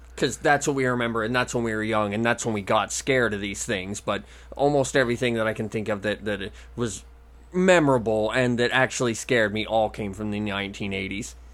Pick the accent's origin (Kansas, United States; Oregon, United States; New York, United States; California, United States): Oregon, United States; growing up in Oregon